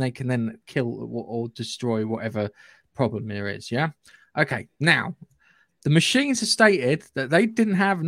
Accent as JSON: {"language": "English", "area": "North Surrey", "region": "South East England", "country": "United Kingdom", "accent": "regional (North Surrey area)", "said": "my regional accent"}